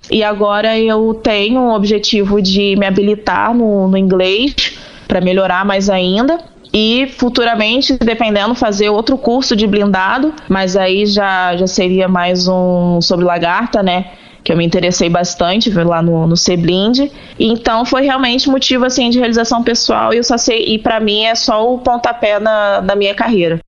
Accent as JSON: {"language": "Portuguese", "country": "Brazil", "tie": "born or raised there", "said": "sou natural do Rio"}